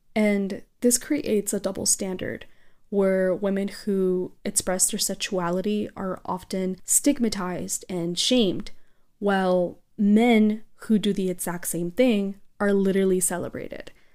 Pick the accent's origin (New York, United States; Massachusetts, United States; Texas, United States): Texas, United States; South; also born or lived in Mexico; I am proudly from South Texas and Mexico